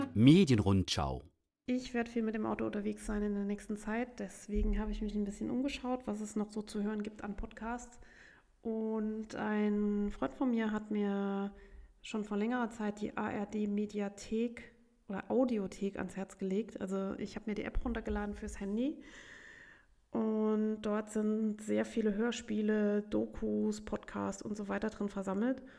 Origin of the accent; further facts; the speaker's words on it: Saarbrücken, Saarland, Germany; bei uns in Saarbrücken